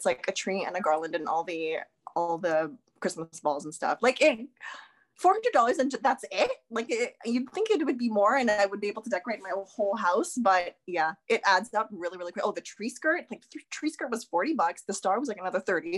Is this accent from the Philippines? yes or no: yes; Philippines; now in Canada; me, I'm Filipino.